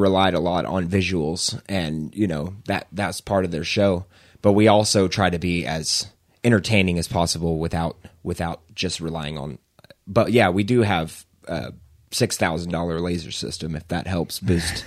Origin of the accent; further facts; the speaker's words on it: Edmond, Oklahoma, United States; moved away as an adult; also born or lived in Norman, Oklahoma; now in Moore, United States; I'm from Edmond, but right now I live in, uh, live in Moore